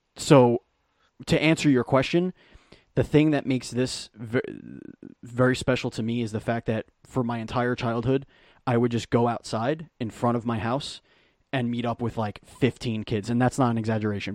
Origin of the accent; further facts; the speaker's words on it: New York City, New York, United States; I grew up in Bay Ridge, Diker Heights, Bensonhurst